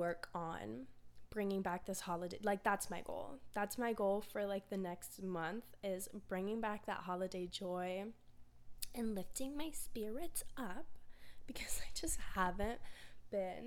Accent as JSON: {"language": "English", "region": "Florida", "country": "United States", "tie": "born or raised there", "said": "I grew up in Florida my whole life"}